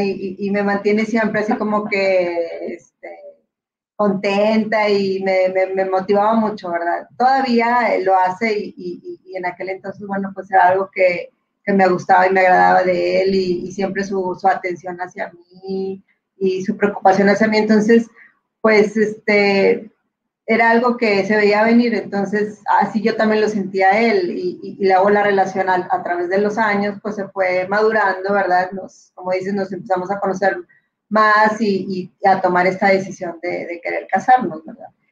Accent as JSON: {"language": "Spanish", "town": "Monterrey", "region": "Nuevo León", "country": "Mexico", "tie": "born or raised there", "said": "mi mamá es nacida aquí, en, Nuevo León, y pues yo también soy aquí, nacida"}